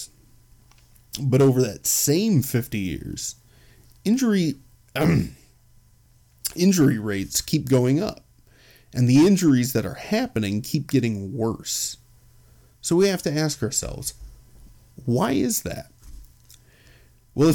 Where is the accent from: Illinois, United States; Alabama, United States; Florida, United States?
Illinois, United States; Chicago; I'm from Chicago